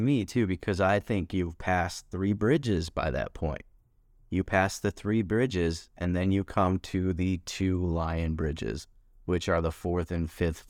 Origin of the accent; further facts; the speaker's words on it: Michigan, United States; I grew up in Michigan around those trees